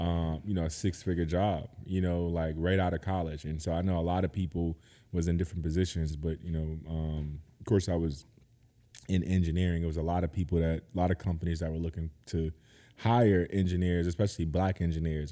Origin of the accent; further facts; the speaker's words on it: Georgetown, South Carolina, United States; moved away as an adult; now in Seattle, United States; I'm from Georgetown, South Carolina as well